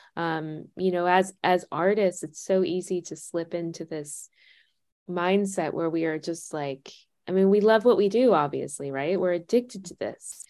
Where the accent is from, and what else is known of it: United States